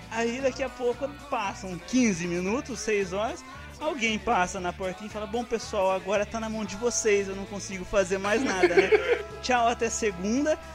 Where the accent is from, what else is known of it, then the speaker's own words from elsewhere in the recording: interior, Brazil; accent: interior accent; aqui do interior. Vocês podem interior. ver pelo nosso sotaque